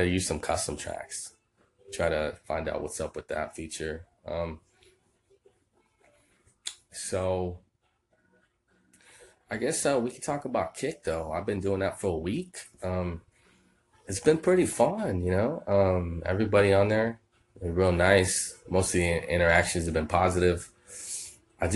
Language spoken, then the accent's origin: English; Texas, United States; I am from Texas. I am in Texas right now.